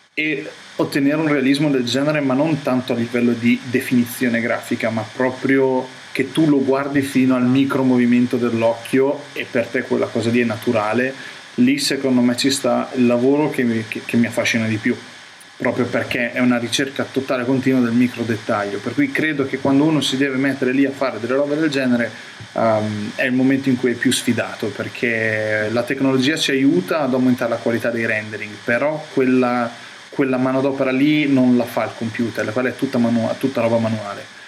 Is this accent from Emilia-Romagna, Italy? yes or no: yes; Rimini, Emilia-Romagna, Italy; also born or lived in Toronto; da riminese guardarlo descrive la mia città come meglio non si può